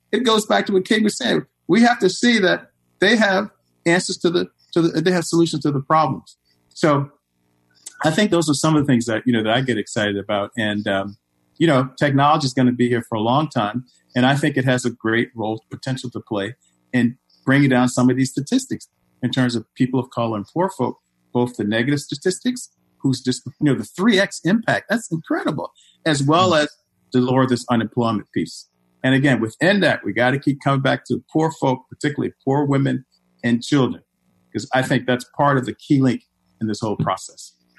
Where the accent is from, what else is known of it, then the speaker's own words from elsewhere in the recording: Richmond, Virginia, United States; now in Chicago, United States; I'm from Richmond, Virginia